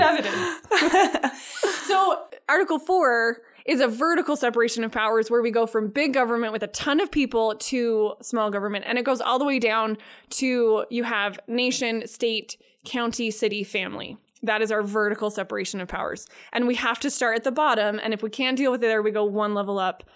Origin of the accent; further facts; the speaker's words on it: Wyoming, United States; I grew up in Wyoming